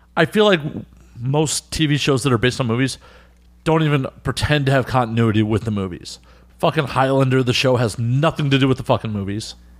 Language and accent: English; Midwest, United States; now in New York, United States; I'm from the Midwest